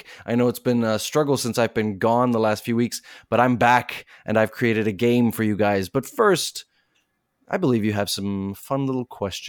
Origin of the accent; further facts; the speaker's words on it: South Africa; There are movies about Nelson Mandela, and I'm from South Africa, so I'm born there, and so it's close to my heart.